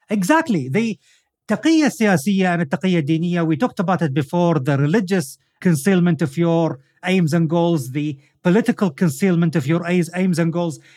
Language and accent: English; Al Khobar, Eastern Province, Saudi Arabia; in my hometown, Al-Khubar, in Saudi Arabia